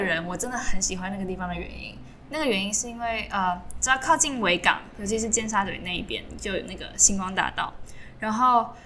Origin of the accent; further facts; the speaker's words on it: Taiwan; moved away as an adult; now in Hong Kong; 我们两个在这边读书，以前都是在台湾土生土长